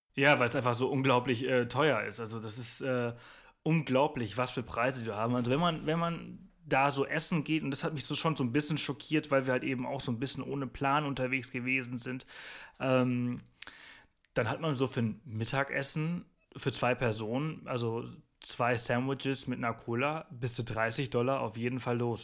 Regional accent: Mallorca, Balearic Islands, Spain; Ich bin ich bin Spanier, ich komme aus Mallorca

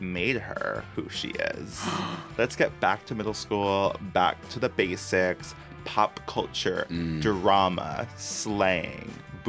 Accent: Long Island, New York, United States; Long Island.

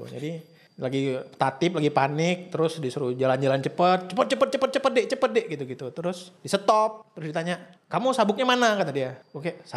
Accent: Sumatra, Indonesia; accent: Sumatran; Enggak sih, cuman gue dibully karena logat gue aja gitu.

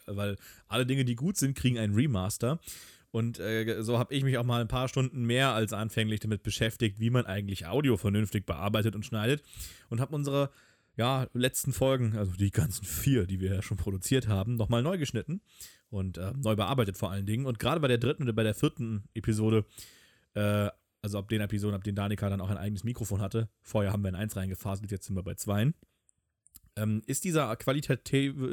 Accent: Hamburg, Germany; als Hamburger

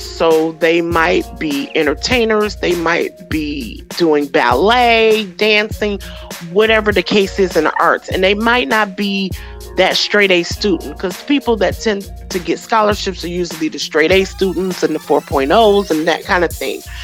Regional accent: Royal Oak Township, Michigan, United States; I grew up in Oak Township, which is a little small city uh, nestled between Ferndale and Oak Park, right across the border, eight mile border from Detroit.

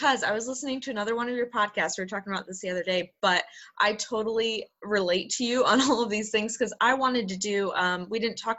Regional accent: South Korea; I grew up in Korea too.

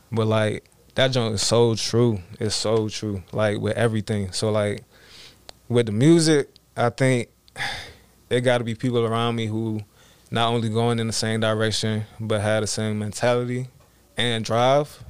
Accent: Georgia, United States; I was born in Georgia, Wanda, Georgia

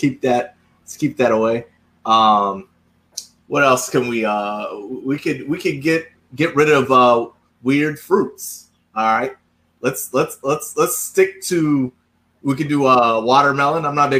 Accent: Charleston, South Carolina, United States; which I'm from Charleston

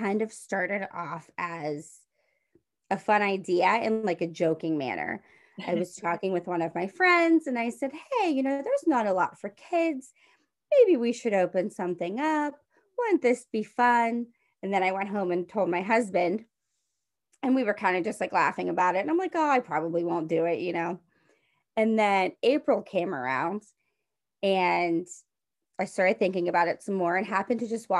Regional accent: Monessen, Pennsylvania, United States; I grew up in Manassas, Pennsylvania. It's a small town south of Pittsburgh

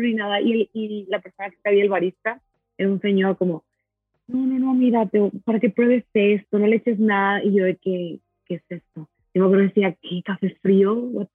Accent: Monterrey, Nuevo León, Mexico; soy de Monterrey

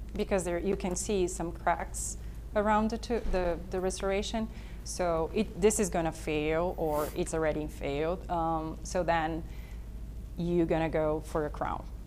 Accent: Brazil; moved away; I'm from Brazil

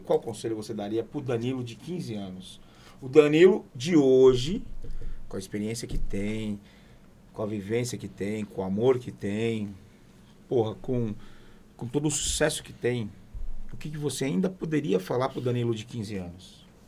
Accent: São Paulo, Brazil; Eu falo bicho porque eu sou, sou, sou, sou de São Paulo, sou paulista

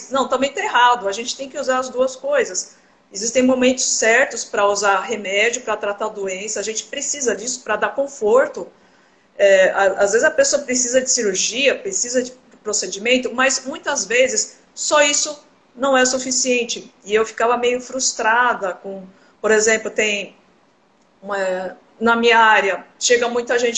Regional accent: São Paulo, Brazil; moved away as an adult; now in Cuiabá, Brazil; Eu atuo aqui em Cuiabá, Mato Grosso. Eu sou de São Paulo, na verdade, né? Eu me formei na Universidade de São Paulo.

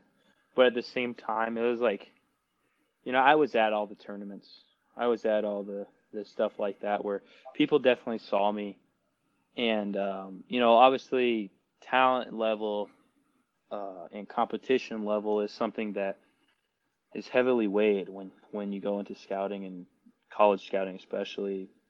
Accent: Tucson, Arizona, United States; moved away as an adult; growing up in Tucson, Arizona, I wanted to be a Wildcat.

